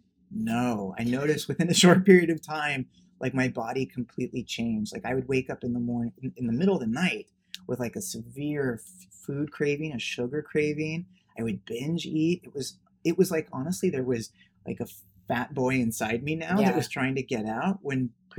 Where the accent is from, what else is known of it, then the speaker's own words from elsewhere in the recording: Los Angeles, California, United States; I grew up in Bel Air, Beverly Hills.